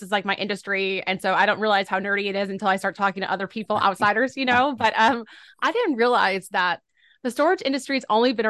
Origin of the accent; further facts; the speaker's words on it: Boerne, Texas, United States; I'm from the San Antonio, Texas area at a small town called Bernie.